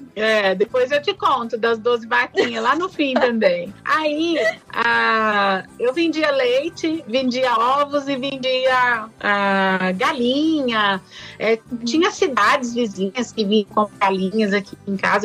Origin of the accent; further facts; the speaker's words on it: Ipuã, São Paulo, Brazil; meu pai era meieiro numa fazenda lá no estado de São Paulo, em Ipuã, onde eu nasci